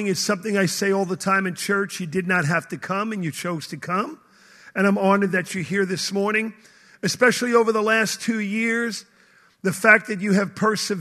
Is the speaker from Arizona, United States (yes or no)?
no; New York City, New York, United States; moved away as an adult; also born or lived in Tulsa, Oklahoma; now in Florida, United States; I now live in Florida, but I grew up in Brooklyn, New York